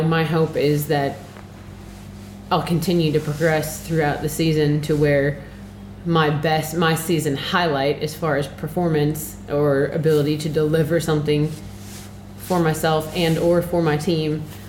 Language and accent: English; Arkansas, United States; moved away as an adult; now in Girona, Spain; California is quite a ways from Arkansas